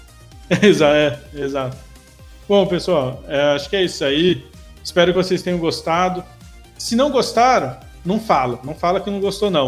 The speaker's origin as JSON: {"language": "Portuguese", "region": "São Paulo", "country": "Brazil", "said": "eu sou de São Paulo"}